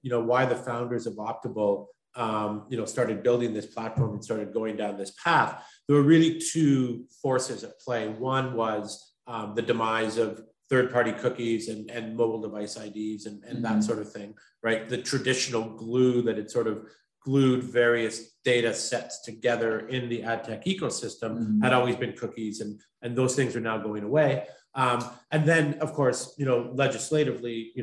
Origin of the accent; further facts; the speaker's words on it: Canada; moved away as an adult; also born or lived in Montreal, Canada; now in London, United Kingdom; I'm from Canada originally.